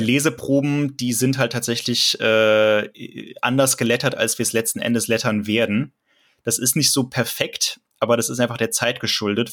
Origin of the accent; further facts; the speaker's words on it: Cologne, North Rhine-Westphalia, Germany; ich komme ja gebürtig aus Köln tatsächlich und kenne die Stadt ein bisschen